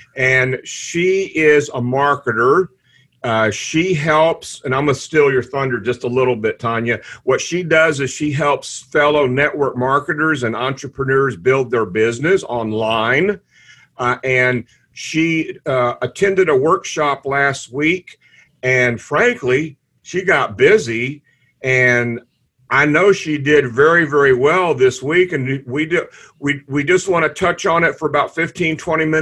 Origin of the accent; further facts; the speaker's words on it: Houston, Texas, United States; I'm from Houston, Texas